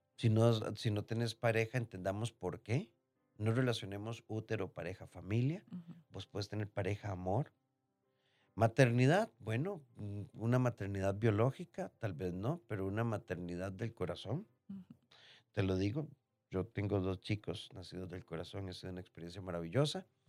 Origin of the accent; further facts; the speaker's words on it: Costa Rica; nacimos en Costa Rica